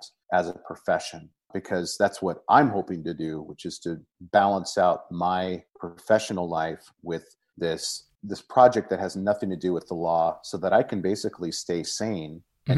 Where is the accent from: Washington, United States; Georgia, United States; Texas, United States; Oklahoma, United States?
Washington, United States; I live here in the Pacific Northwest of the United States, and I was born and raised here in Central Washington.